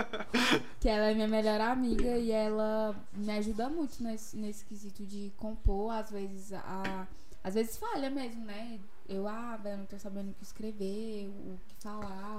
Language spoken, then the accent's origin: Portuguese; Taguatinga, Federal District, Brazil; born or raised there; also born or lived in Ceilândia / Riacho Fundo